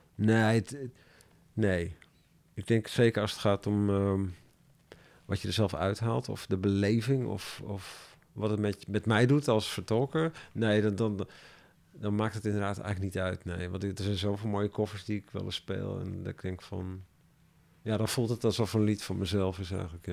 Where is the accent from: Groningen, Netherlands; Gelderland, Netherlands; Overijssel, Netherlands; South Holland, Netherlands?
Gelderland, Netherlands; Ermelo; moved away; also born or lived in Amsterdam; ik kom uit, ik ben in Ermelo opgegroeid